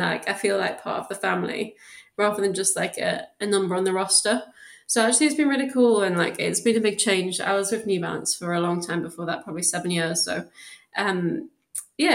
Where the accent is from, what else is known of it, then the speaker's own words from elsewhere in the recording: South Shields, North East England, United Kingdom; moved away as an adult; also born or lived in Newcastle; now in Birmingham, United Kingdom; I actually lived in South Shields, so it was kind of outside of Newcastle, but I went to school in Newcastle and was born there